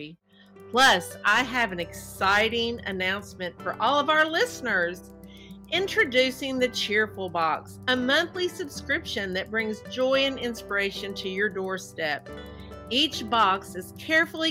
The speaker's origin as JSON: {"language": "English", "region": "Kentucky", "country": "United States", "accent": "Southern", "said": "I'm from the South. I mean, some people say Kentucky isn't South, but listen to my accent"}